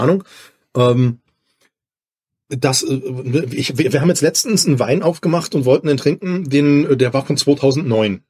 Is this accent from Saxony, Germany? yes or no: yes; near Dresden, Saxony, Germany; now in Bochum, Germany; Ich komme ja aus der Nähe von Dresden